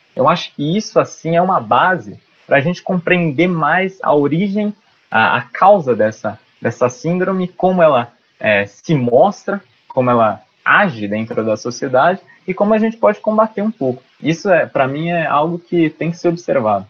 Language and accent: Portuguese; Lins, São Paulo, Brazil; eu sou de Lins, de São Paulo